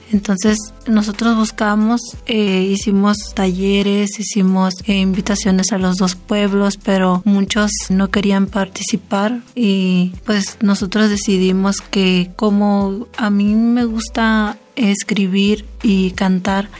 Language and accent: Spanish; El Desemboque, Sonora, Mexico; de Desemboque de los Seris